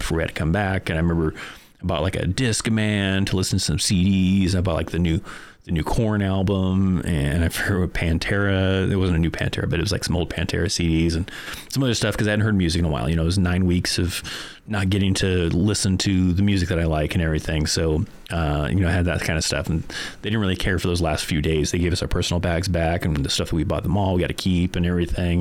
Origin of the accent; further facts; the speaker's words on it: Bishop, California, United States; moved away as an adult; also born or lived in Korea / Fort Carson, Colorado; my hometown of Bishop, California